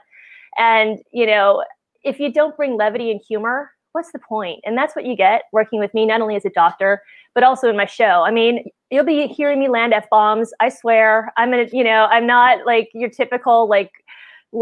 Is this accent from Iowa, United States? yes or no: no; Wisconsin, United States; moved away as an adult; also born or lived in California; I grew up in Wisconsin. So, you know, it's that Midwestern mentality